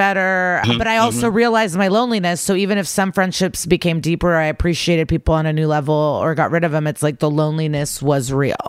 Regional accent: Skokie, Illinois, United States; The Chicago suburbs, Skokie.

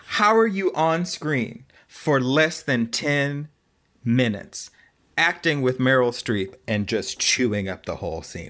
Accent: the South, United States; moved away; I grew up in the South where a lot of people didn't even say voila

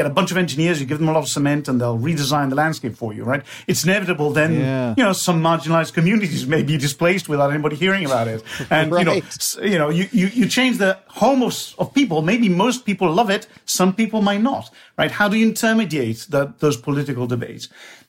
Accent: Bologna, Emilia-Romagna, Italy; English is a second language; And so, for example, I come from Bologna, a lovely town in northern Italy where lasagna and tortellini and lots of good things come from.

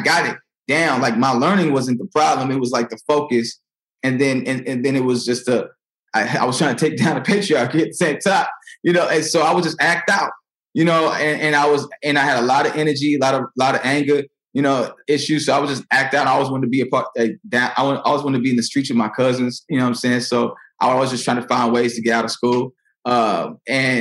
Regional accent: Naperville, Illinois, United States; also born or lived in Aurora, Illinois / St. Charles, Missouri; In Neuqua, in Naperville

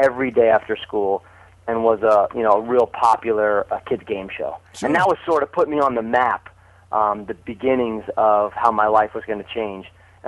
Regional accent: New Jersey, United States; I grew up in South Jersey, right outside of Philadelphia.

